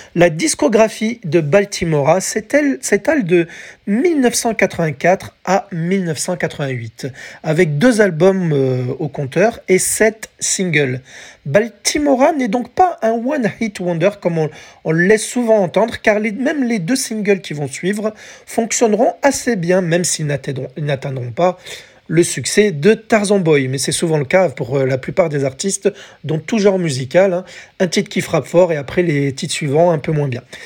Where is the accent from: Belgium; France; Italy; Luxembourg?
France